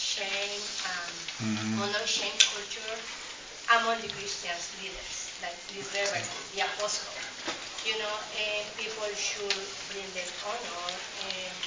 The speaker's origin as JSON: {"language": "English", "country": "Honduras", "moved": "yes", "lives_now": "United States", "said": "I am originally from Honduras"}